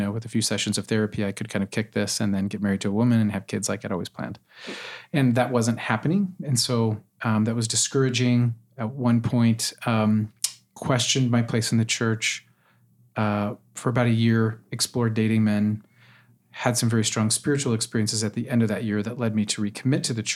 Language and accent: English; Utah, United States; I grew up in Utah, attended BYU